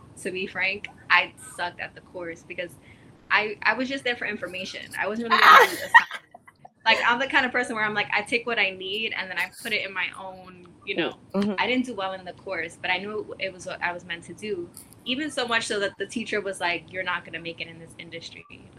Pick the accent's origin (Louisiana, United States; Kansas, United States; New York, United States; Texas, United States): New York, United States; growing up in New York, like I guess in high school and in school